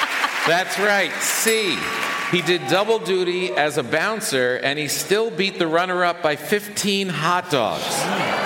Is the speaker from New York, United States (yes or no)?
yes; New York City, New York, United States; But the thing that really strikes me as a New Yorker is the size of everyone's apartments.